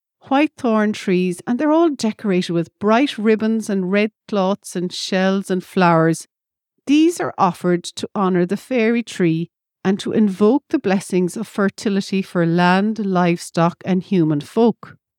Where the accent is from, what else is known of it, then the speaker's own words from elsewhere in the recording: County Cork, Munster, Ireland; As a little girl growing up in County Cork